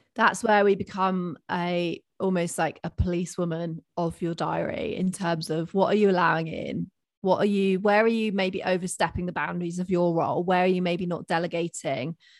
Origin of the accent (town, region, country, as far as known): United Kingdom